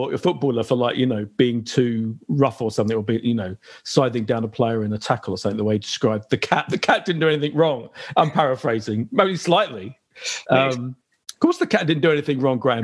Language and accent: English; Clapton, London, United Kingdom; I think it was a Hackney Hospital, but I grew up in Clapton as well. So I'm an East Ender, really.